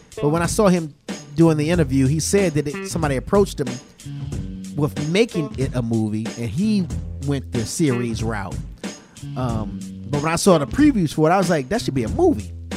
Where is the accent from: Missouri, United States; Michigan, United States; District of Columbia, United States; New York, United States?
District of Columbia, United States; Washington; Washington, D.C., my hometown